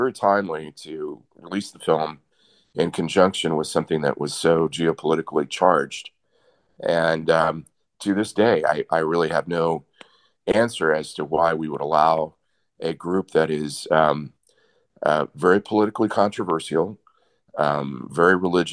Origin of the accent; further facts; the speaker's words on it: Austin, Texas, United States; my hometown of Austin, Texas